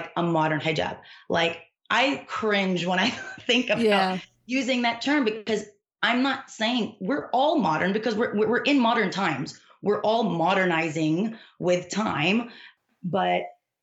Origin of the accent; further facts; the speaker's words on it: Dallas, Texas, United States; I grew up here in Dallas, Texas